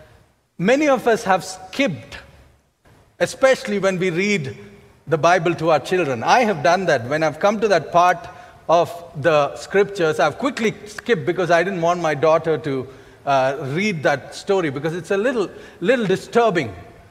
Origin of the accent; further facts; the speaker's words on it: India; as Indian citizens